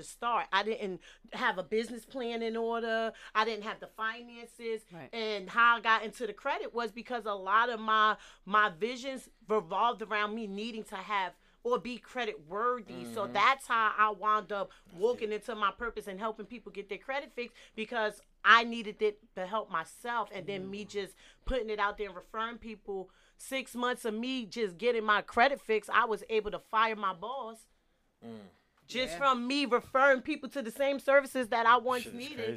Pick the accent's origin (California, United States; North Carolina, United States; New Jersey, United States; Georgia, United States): New Jersey, United States; Jersey City; I'm from the hood. I'm from Jersey City.